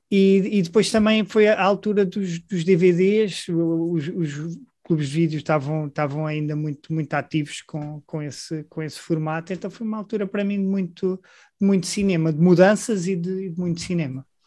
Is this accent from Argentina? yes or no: no; Grândola, Alentejo, Portugal; moved away as an adult; also born or lived in Coimbra; sou de Grândola, de uma terra pequena